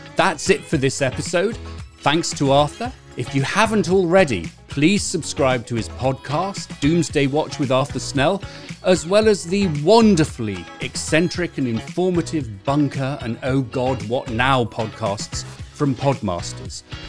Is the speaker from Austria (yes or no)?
no; United Kingdom; also born or lived in Canterbury; now in California, United States; we're both British